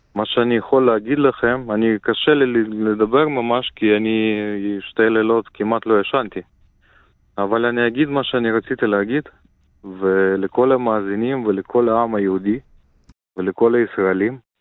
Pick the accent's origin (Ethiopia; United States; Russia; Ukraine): Ukraine; moved away; also born or lived in Israel; אני מקורי מאוקראינה, נולדתי באוקראינה